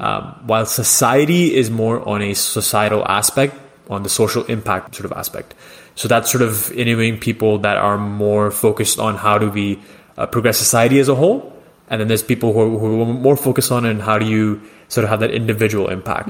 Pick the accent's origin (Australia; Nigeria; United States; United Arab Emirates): United Arab Emirates; Dubai; moved away as an adult; also born or lived in London, Ontario, Canada; So growing up in Dubai was pretty interesting